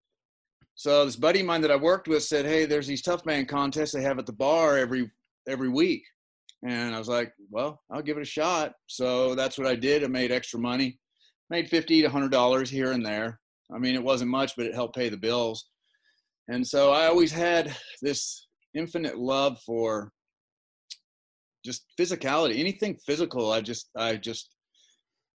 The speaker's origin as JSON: {"language": "English", "region": "Oregon", "country": "United States", "tie": "born or raised there", "also_born_or_lived": "California"}